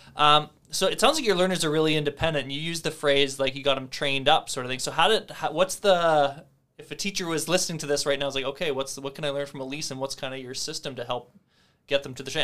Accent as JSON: {"language": "English", "area": "near Melville", "region": "Saskatchewan", "country": "Canada", "said": "my family grew up just outside of Melville in Cardiff"}